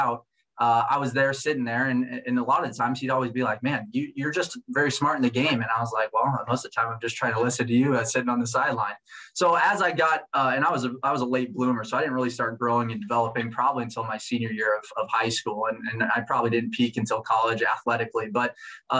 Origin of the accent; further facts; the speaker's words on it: Omaha, Nebraska, United States; I grew up in Omaha, Nebraska, so I'm a Midwest kid at heart